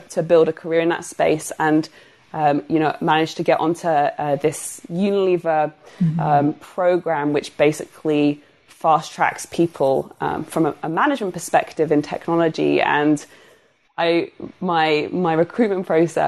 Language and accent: English; United Kingdom